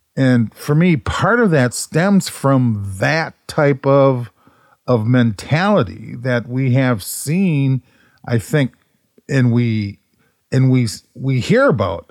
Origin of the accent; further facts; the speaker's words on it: Minneapolis, Minnesota, United States; growing up in North Minneapolis